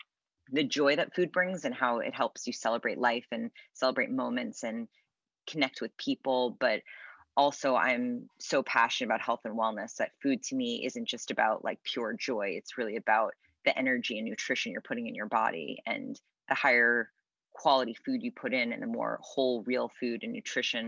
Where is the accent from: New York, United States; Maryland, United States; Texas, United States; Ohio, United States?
New York, United States; New York City; moved away as an adult; now in Los Angeles, United States; We were raised in New York City, so it's just always a very busy, kind of hectic life.